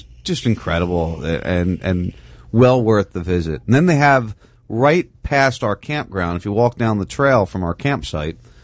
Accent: New Jersey, United States; moved away; also born or lived in Pennsylvania; where I grew up in South Jersey, was very flat land

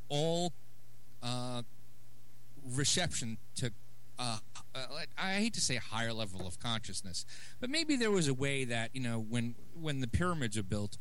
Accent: New York City, New York, United States; I'm from Brooklyn

